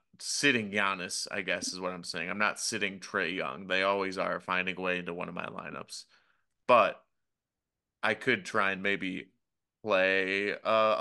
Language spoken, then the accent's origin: English; Boston, Massachusetts, United States; we're from Boston